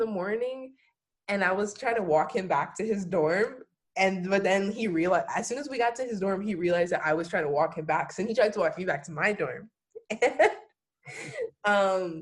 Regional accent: New Orleans, Louisiana, United States; moved away as an adult; now in California, United States; I'm from New Orleans, born and raised

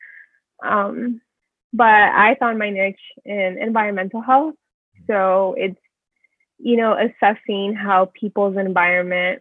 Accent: San Diego, California, United States; accent: Californian; I've lived here in San Diego my whole life

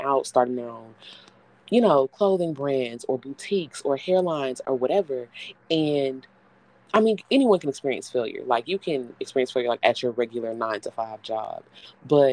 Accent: Houston, Texas, United States; I'm from Houston. So I say humble because we have a area called humble here.

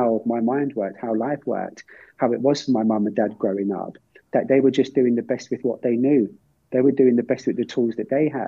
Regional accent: Ireland

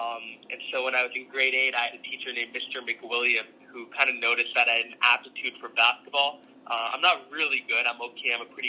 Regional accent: Calgary, Alberta, Canada; born or raised there; also born or lived in Singapore

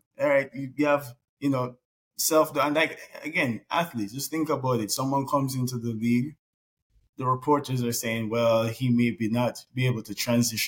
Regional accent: Jamaica; now in United States; growing up in Jamaica, yes, it's a third world country

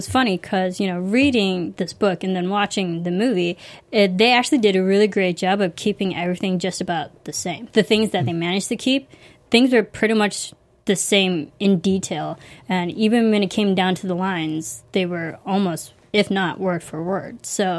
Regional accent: Chicago, Illinois, United States; So way to go, Illinois, for go breeding Chicago. Serial killers. My home state.

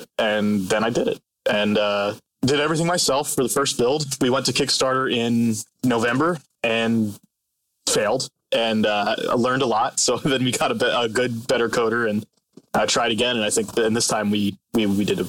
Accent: Hanover, Pennsylvania, United States; moved away as an adult; now in Los Angeles, United States; I grew up in Hanover, Pennsylvania, and I did, in fact, work at the Utz factory in the summers.

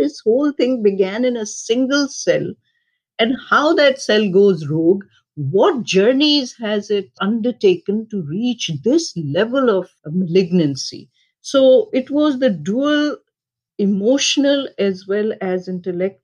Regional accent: Pakistan; moved away; I was born and raised in Pakistan

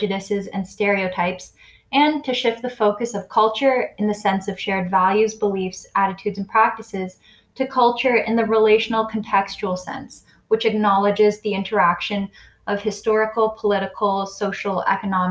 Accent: Canada; also born or lived in China; I was adopted from China, but was raised in a completely westernized Canadian household

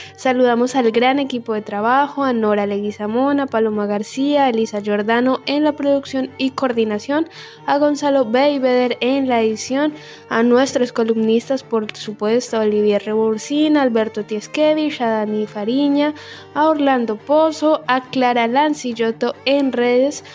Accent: Colombia; also born or lived in La Boca, Buenos Aires, Argentina; now in Argentina; Yo en mi país soy hincha del equipo más grande de Colombia

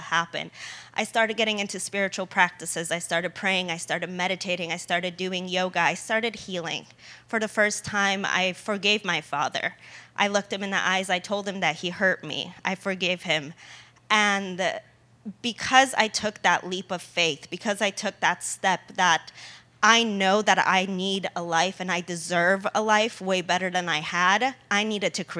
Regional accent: United States; also born or lived in Poland; I was born in Poland. I came to America when I was 3 years old.

